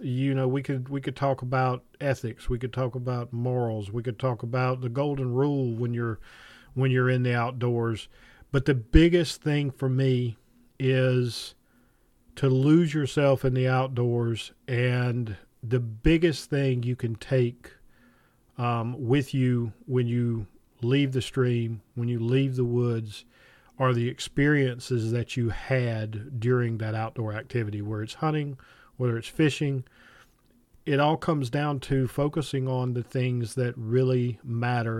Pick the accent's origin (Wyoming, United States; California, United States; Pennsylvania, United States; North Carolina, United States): North Carolina, United States; Piedmont of; I grew up in the Piedmont of North Carolina